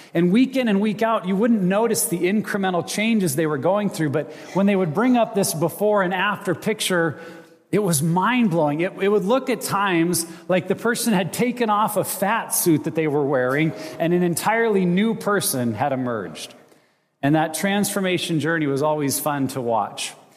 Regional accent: United States; also born or lived in Montana / Wyoming; I grew up in Montana and Wyoming

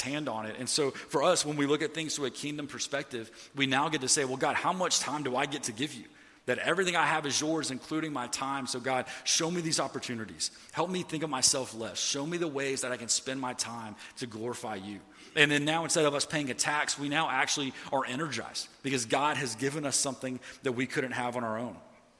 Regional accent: the South, United States; Like, I didn't grow up going to church or anything, even though I grew up in the Bible Belt.

